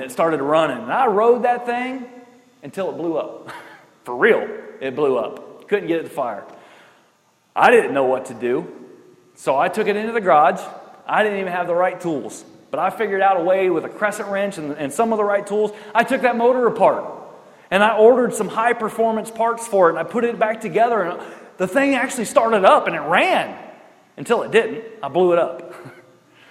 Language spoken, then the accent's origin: English; Richburg, New York, United States; The best part of growing up in Richburg, New York, was that we had woods and we had hills